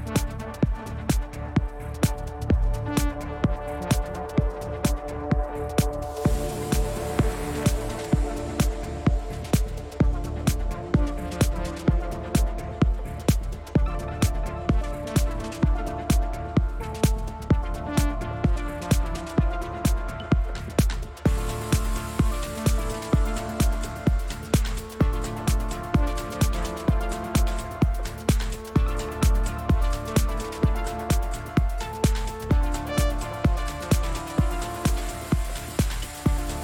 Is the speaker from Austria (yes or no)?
yes; Austria; I am from Austria